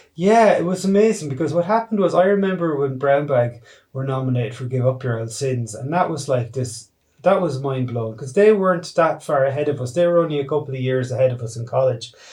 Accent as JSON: {"language": "English", "country": "Ireland", "said": "we're Irish filmmakers making an Irish film representing Irish themes"}